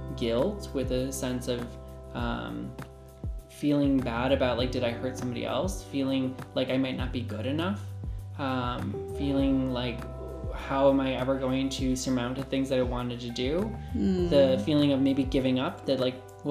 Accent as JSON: {"language": "English", "country": "United States", "tie": "born or raised there", "also_born_or_lived": "Japan / India", "said": "I grew up in the United States"}